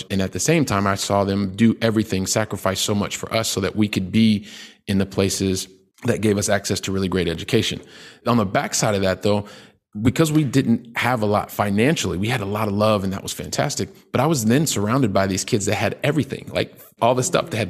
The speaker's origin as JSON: {"language": "English", "town": "Columbus", "region": "Ohio", "country": "United States", "tie": "born there", "also_born_or_lived": "Colorado / Texas", "said": "I'm a guy from the Midwest. I was born in Columbus, Ohio. By the time I was 12, my family, we'd lived in like three different states Ohio, Colorado, Texas."}